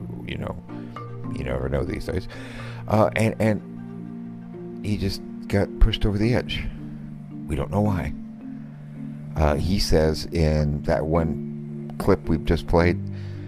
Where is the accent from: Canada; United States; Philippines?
Philippines; moved away; I grew up in the Philippines